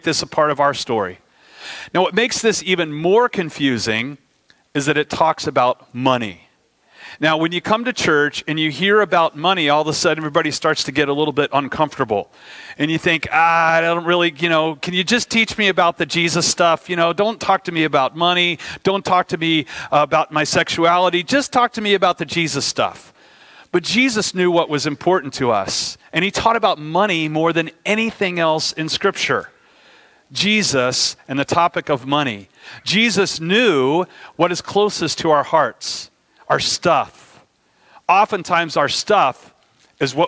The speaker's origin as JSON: {"language": "English", "country": "United States", "said": "as an American"}